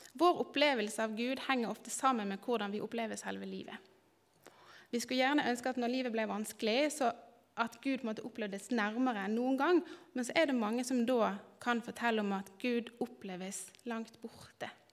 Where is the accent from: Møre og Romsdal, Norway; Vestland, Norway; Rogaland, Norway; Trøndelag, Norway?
Vestland, Norway; Bergen; moved away as an adult; now in Kristiansand, Norway; er jeg bergenser. Eh, har bodd ti år snart i Kristiansand.